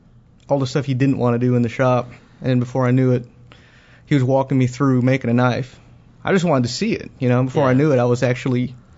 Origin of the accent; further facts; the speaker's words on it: Philippines; I'm Filipino